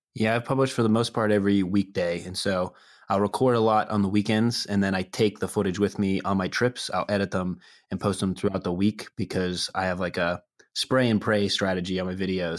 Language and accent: English; Pittsburgh, Pennsylvania, United States; I am from Pittsburgh originally